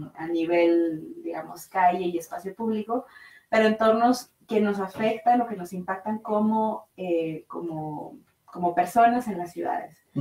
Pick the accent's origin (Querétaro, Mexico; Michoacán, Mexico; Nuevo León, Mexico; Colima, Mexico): Nuevo León, Mexico; Monterrey; moved away as an adult; now in Mexico City, Mexico; yo soy de Monterrey